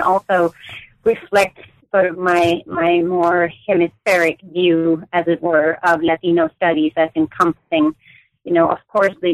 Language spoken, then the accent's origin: English; Denmark; moved away as an adult; now in United States; I grew up in Denmark, where I also did my undergraduate and MA work at the University of Copenhagen